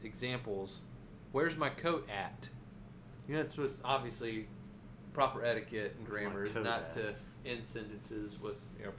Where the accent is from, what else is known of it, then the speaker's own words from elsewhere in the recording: Ohio, United States; We Ohioans have had to switch from heat to air conditioning in the same day in our homes and vehicles.